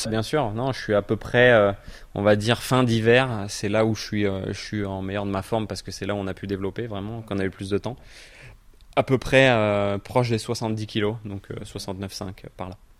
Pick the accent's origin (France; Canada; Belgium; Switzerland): France; Normandy; je suis normand